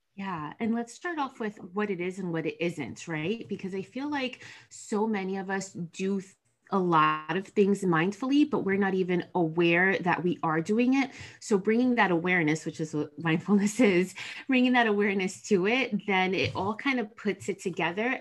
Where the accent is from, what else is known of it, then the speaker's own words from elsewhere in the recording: New Jersey, United States; I am from Jersey. My parents are Dominican immigrants.